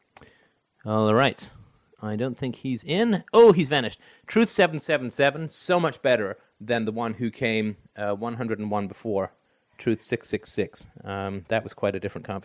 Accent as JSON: {"language": "English", "country": "Canada", "said": "I'm from Canada"}